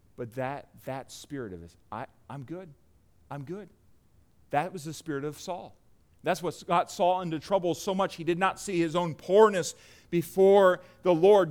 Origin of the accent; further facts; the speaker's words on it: United States; us as Americans